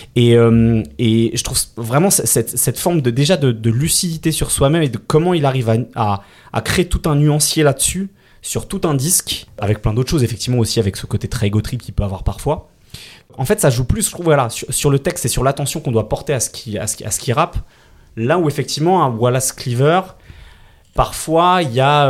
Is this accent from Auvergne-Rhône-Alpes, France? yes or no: no; Île-de-France, France; j'ai grandi en Ile-de-France